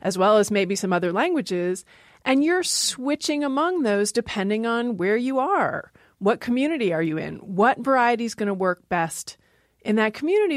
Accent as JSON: {"language": "English", "region": "Maryland", "country": "United States", "tie": "born or raised there", "also_born_or_lived": "Seattle, Washington", "moved": "yes", "said": "I grew up in Maryland"}